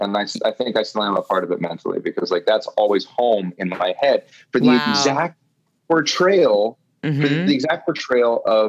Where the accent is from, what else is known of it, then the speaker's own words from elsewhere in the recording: Iowa, United States; moved away; also born or lived in New York City; in the basement of my hometown home in Iowa as a child